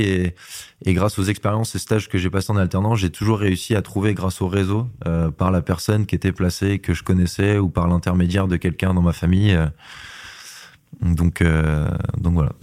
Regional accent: Laval, Pays de la Loire, France; now in Nantes, France; je suis natif de Laval

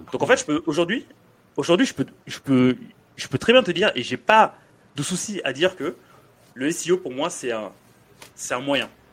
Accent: France; also born or lived in Dakar, Senegal; je suis arrivé en France, j'avais 9 ans

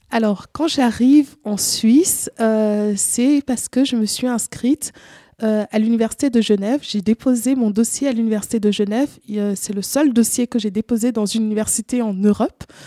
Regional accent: Cameroon; now in Switzerland; j'ai grandi au Cameroun, j'ai vécu une grande partie de ma vie au Cameroun

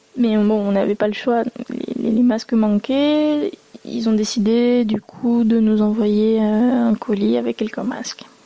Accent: France; j'ai grandi en France et mes parents sont venus euh, de Taïwan

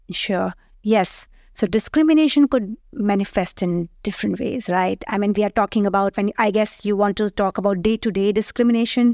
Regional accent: India; moved away as an adult; also born or lived in United States; now in France; I'm born, raised in India, but after that, I did travel to different countries. I did my PhD uh, at, in the US and thereafter joined here.

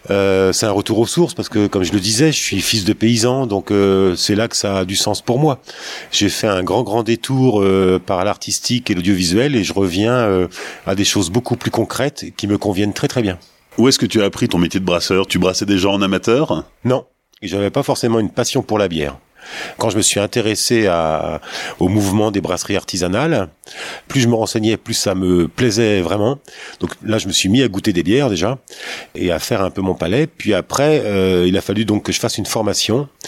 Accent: Nevers, Bourgogne-Franche-Comté, France; also born or lived in Paris; Tu quittes Paris pour euh, venir t'installer à Nevers, d'où tu es originaire d'ailleurs.

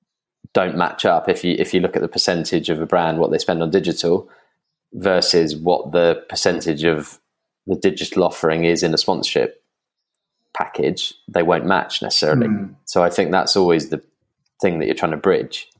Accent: England, United Kingdom; I'm English

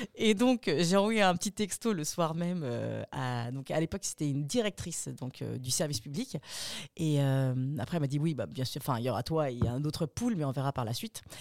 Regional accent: Austria; moved away; j'ai grandi en Autriche

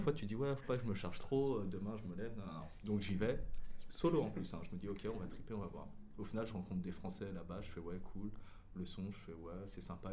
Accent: France; accent: French; moved away; je suis français, j'ai le, j'ai le putain d'accent français

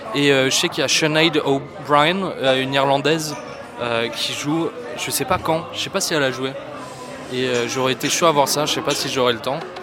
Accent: Antibes, Provence-Alpes-Côte d'Azur, France; also born or lived in Dublin; je viens d'Antibes. je suis né à Antibes et ma mère elle est irlandaise de Dublin. Et j'ai beaucoup vécu là-bas

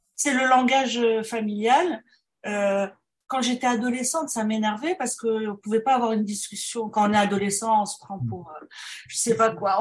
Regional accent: Morocco; first language French; moved away; also born or lived in France / Montreal, Canada; quand on vient du Maroc

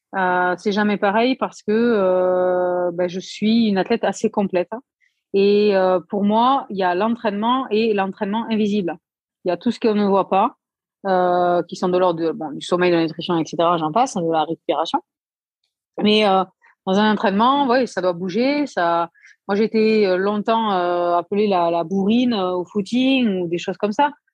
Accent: Aveyron, Occitania, France; je suis de l'Aveyron, donc voilà, nous typiquement nos plats c'est aligo saucisse

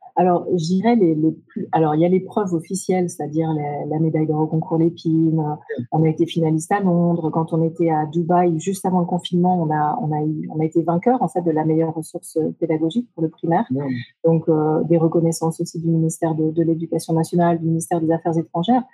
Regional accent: Brittany, France; moved away as an adult; also born or lived in Japan; j'ai grandi en Bretagne

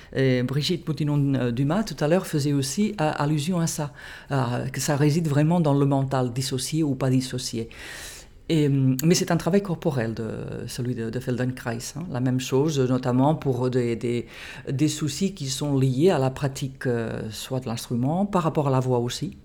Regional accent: Catalonia, Spain; French is a second language; moved away as an adult; also born or lived in United States / England; now in France; je me suis formée dans mon pays d'origine, en, Catalogne, en Espagne

